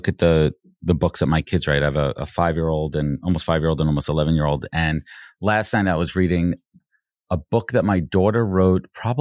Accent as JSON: {"language": "English", "town": "New York City", "region": "New York", "country": "United States", "tie": "born or raised there", "lives_now": "Long Island, United States", "said": "I moved from – Long Island, from Brooklyn to Long Island when I was 12"}